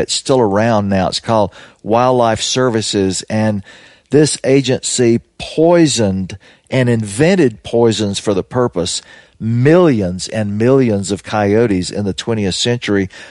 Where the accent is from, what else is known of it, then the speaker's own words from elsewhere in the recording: Louisiana, United States; I come from Louisiana, where my grandfather and my father and my brother were all